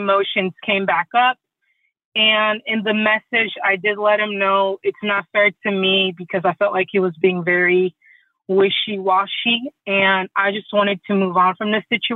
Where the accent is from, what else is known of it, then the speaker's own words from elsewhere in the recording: Côte d’Ivoire; moved away; I'm originally from the Ivory Coast, and dogs or pets are typically outside